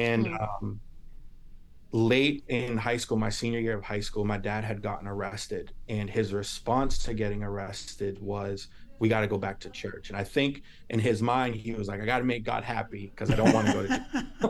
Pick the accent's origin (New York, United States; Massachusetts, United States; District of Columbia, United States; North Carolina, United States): Massachusetts, United States; Lynn; also born or lived in Salem / Texas; I was born in Salem, which is North Shore, Boston, and then lived in Texas for 5 years, came back around middle school, lived and grew up in Lynn through middle school, high school.